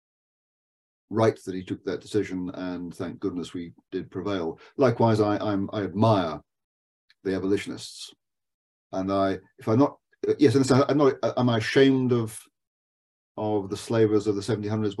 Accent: United Kingdom; I'm that kind of Briton

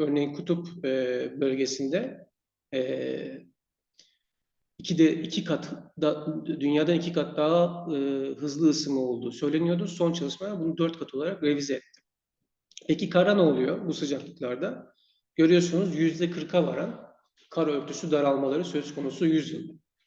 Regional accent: Turkey; now in Sweden

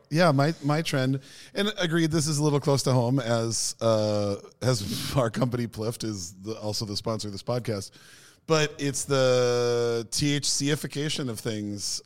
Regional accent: United States; moved away; also born or lived in Norway; being the American

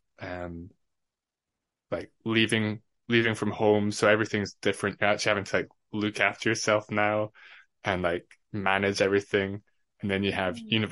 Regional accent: Edinburgh, Scotland, United Kingdom; also born or lived in Fife; I grew up in Edinburgh till I was about 12 or 13, and then moved to Fife.

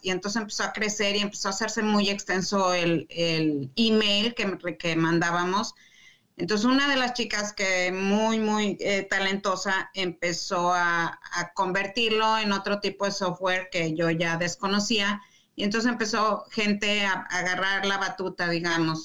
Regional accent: Mexico City, Mexico; moved away as an adult; also born or lived in Saltillo, Mexico; now in Michigan, United States; Yo nací en la Ciudad de México, el antiguo DF

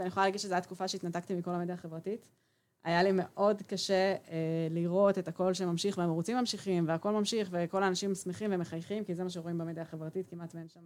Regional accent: Israel; גדלתי ילדות אה, בקיבוץ

